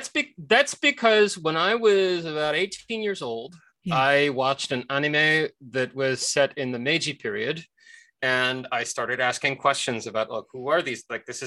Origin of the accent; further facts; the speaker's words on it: Lebanon; also born or lived in United States; I myself am Armenian. I am American-born, but I was raised in Lebanon, and I come from a very, very, very long line of Armenian Protestant clergy.